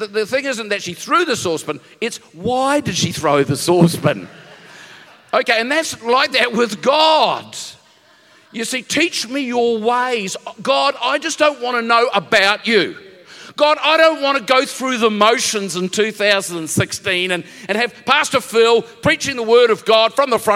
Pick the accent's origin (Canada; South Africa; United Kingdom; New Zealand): New Zealand; moved away as an adult; now in Narrabeen, Australia; I come from New Zealand. Okay, there's lots of the mountains.